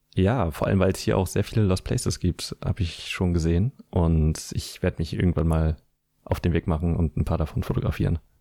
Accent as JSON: {"language": "German", "town": "Schwerin", "region": "Mecklenburg-Vorpommern", "country": "Germany", "tie": "born or raised there", "said": "meine Heimatstadt Schwerin"}